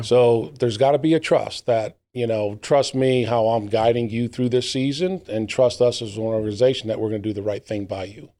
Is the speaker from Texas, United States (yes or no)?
no; New Britain, Connecticut, United States; moved away as an adult; now in Gastonia, United States; my hometown or close to my hometown in New Britain, Connecticut